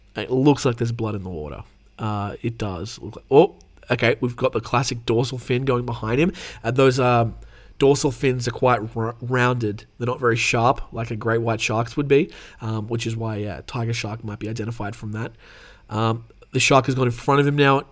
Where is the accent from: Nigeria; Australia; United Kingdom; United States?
Australia; I'm obviously from Australia